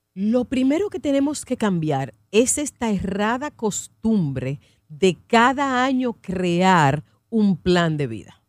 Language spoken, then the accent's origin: Spanish; Dominican Republic; nosotros como dominicanos somos muy emotivos